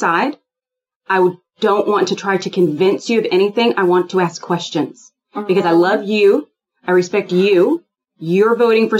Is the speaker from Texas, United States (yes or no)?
yes; Houston, Texas, United States; I'm from Houston, Texas. I grew up with guns all in the house